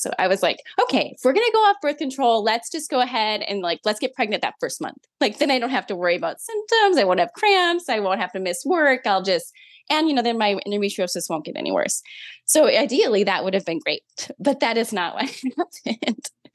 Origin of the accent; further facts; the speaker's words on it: Minnesota, United States; now in South Carolina, United States; I'm from Minnesota originally, but I currently live in South Carolina